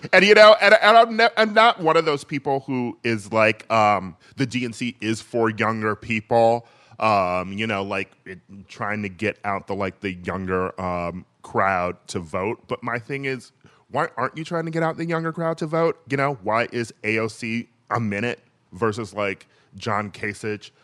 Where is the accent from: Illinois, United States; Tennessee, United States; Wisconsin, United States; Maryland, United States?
Wisconsin, United States; Milwaukee; Milwaukee uh, my hometown